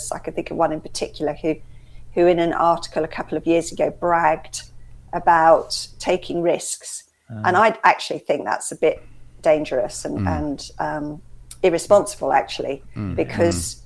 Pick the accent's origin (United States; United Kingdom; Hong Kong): United Kingdom; West Sussex coast, South East England; my dad in fact still lives in the house that I grew up in on the West Sussex coast